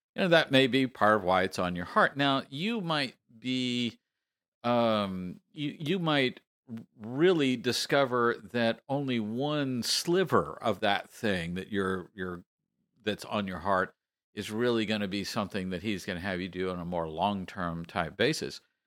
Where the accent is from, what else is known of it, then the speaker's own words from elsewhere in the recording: Texas, United States; I am from Texas